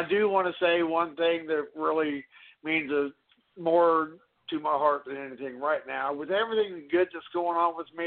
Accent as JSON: {"language": "English", "region": "Kansas", "country": "United States", "moved": "yes", "lives_now": "Texas, United States", "said": "I'm from Kansas originally."}